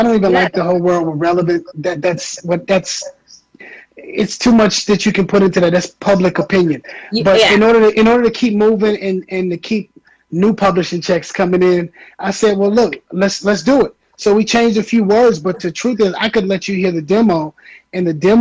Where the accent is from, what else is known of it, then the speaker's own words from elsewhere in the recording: Minneapolis, Minnesota, United States; moved away; also born or lived in Atlanta; I'm from Minneapolis